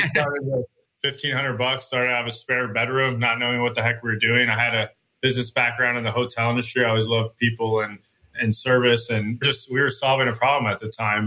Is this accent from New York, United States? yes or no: no; Chandler, Arizona, United States; I was born and raised in Chandler